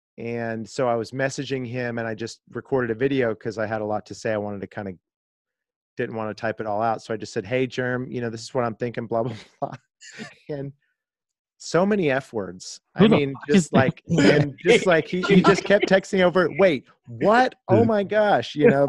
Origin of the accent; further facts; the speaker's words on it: El Dorado, Kansas, United States; I'm from El Dorado, Kansas, you know, my whole life. Like, I'm not Australian.